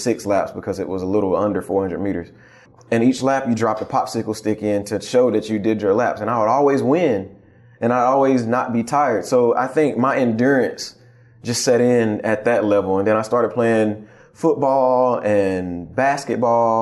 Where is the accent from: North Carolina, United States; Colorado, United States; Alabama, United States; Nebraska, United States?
North Carolina, United States; Mooresboro; also born or lived in Shelby, North Carolina; I was raised in Mooresboro